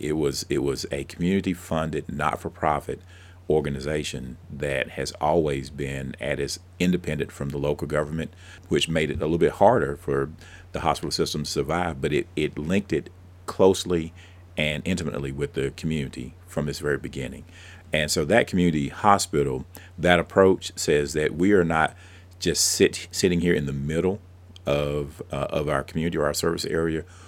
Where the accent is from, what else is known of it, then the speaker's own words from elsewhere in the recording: Abbeville County, South Carolina, United States; I grew up down in Abbeville County